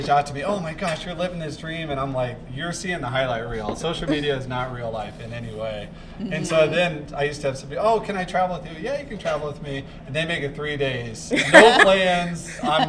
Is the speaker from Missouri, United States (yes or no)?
yes; St. Louis, Missouri, United States; now in Coeur d'Alene, United States; I'm from St. Louis